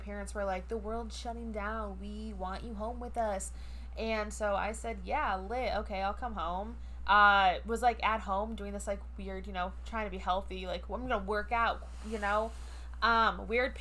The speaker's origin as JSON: {"language": "English", "region": "Michigan", "country": "United States", "said": "I'm from Michigan."}